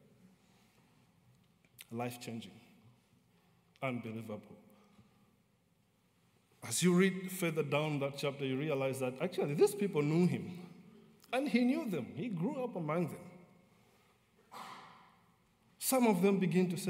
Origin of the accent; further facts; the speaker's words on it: Malawi; moved away; growing up in Malawi, and one of the things that we are taught right from childhood